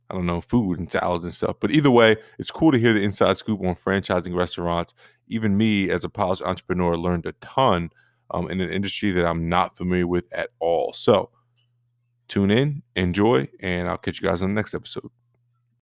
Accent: Somerville, New Jersey, United States; also born or lived in Florida; I was born and raised in Somerville, New Jersey

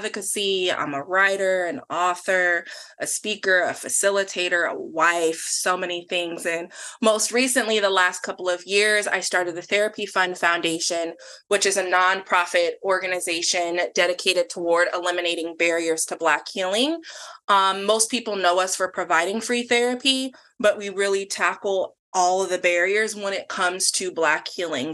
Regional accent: Tacoma, Washington, United States; So I am born and raised in Washington. I was born in Tacoma at Mary Bridge Hospital

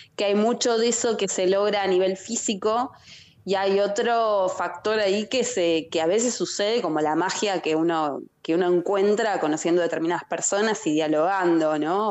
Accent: San Miguel, Buenos Aires Province, Argentina; yo soy de San Miguel, de provincia de Buenos Aires

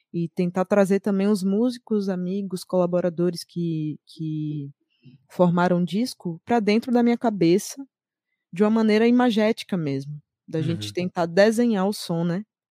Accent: Salvador, Bahia, Brazil; sou de Salvador, Bahia

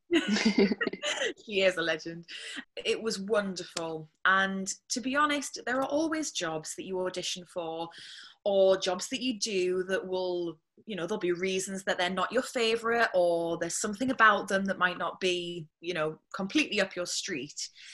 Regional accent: Whitley Bay, North East England, United Kingdom; I'm from Whitley Bay

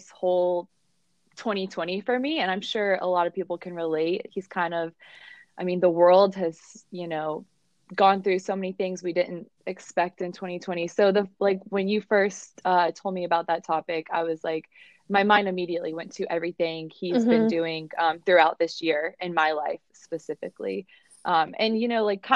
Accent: Atlanta, Georgia, United States; I'm from Atlanta, Georgia, born and raised.

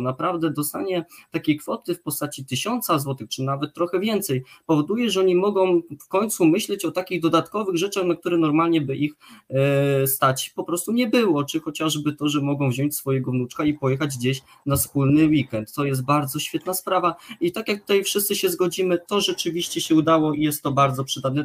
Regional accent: Poland; w moim środowisku, w którym się wychowywałem, a pochodzę z małej miejscowości, gdzie ludzie pracowali przez lata w państwowych gospodarstwach rolnych

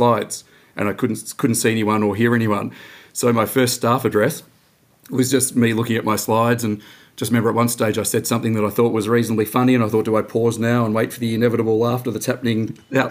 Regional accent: Dandenong, Victoria, Australia; I grew up out in Dandenong, working class suburb, just went to Dandenong High there

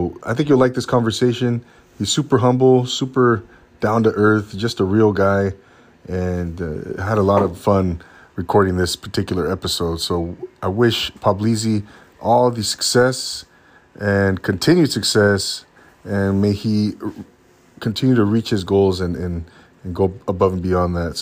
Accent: Rancho Cucamonga, California, United States; moved away as an adult; I grew up in Rancho Cucamonga

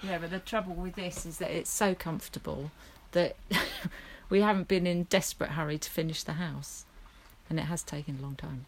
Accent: Wimbledon, London, United Kingdom; moved away; I was brought up in Wimbledon

